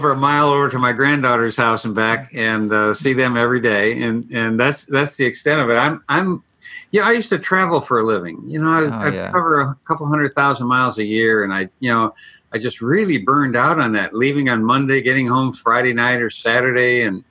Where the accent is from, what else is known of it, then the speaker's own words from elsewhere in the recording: Ireland; I'm very melancholy. You know, I'm Irish.